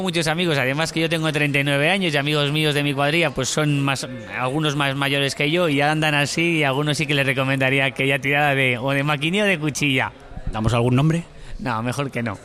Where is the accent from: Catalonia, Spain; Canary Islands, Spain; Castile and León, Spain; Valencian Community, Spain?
Castile and León, Spain; Burgos; yo soy de Burgos